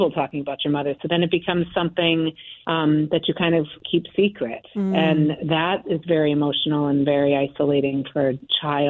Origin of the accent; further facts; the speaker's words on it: Connecticut, United States; moved away; also born or lived in Boston; I grew up in Connecticut with a lot of support